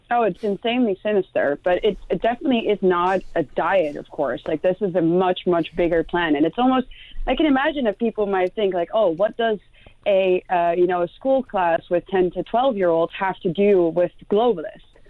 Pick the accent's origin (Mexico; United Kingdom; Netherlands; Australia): Netherlands; first language Dutch; English is a second language; the Netherlands, my home country